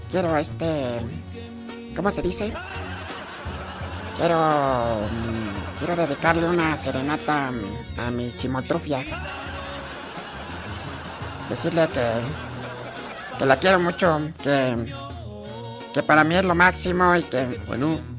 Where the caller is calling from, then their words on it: Guanajuato, Mexico; Este, hablo de acá de... De... De los órganos Guanajuato.